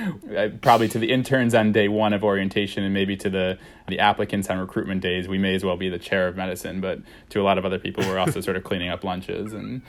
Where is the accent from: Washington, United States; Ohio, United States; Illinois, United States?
Illinois, United States; I grew up outside of Chicago in a pretty observant Jewish family.